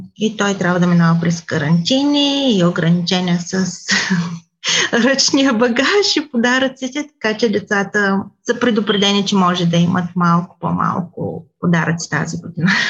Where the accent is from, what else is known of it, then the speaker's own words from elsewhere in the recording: Bulgaria; moved away; всички ние, които сме българи, живеещи в различни краища на света